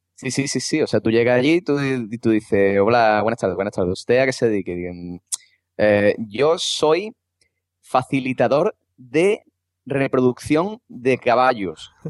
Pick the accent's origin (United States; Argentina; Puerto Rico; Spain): Spain; Cádiz, Andalusia; como buen andaluz y gaditano